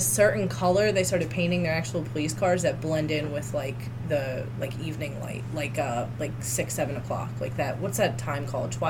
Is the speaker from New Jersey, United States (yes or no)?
yes; Atlantic City, New Jersey, United States; moved away; I'm from Atlantic City area